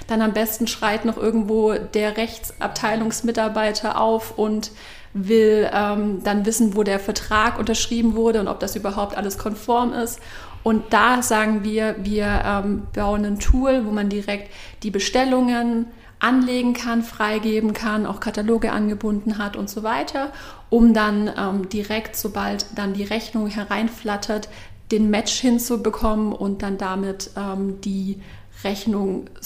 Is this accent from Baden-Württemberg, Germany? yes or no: yes; Baden-Württemberg, Germany; now in Berlin, Germany; ich bin …, ich bin 32 Jahre alt. Ich bin ursprünglich aus dem Schwabenland